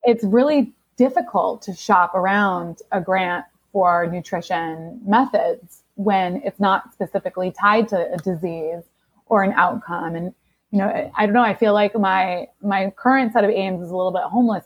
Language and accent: English; Seattle, Washington, United States; I grew up grunge in the Seattle in Seattle in the '90s